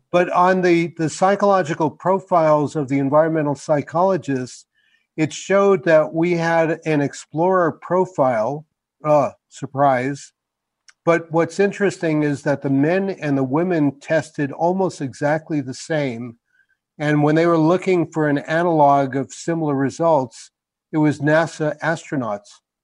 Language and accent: English; New York, United States; now in New Mexico, United States; I grew up in New York, which is kind of a melting pot